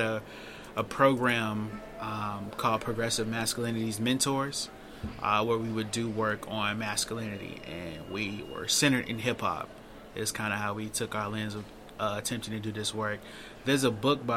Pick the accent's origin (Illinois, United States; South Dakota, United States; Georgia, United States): Illinois, United States; Chicago; now in Baltimore, United States; So I'm from Chicago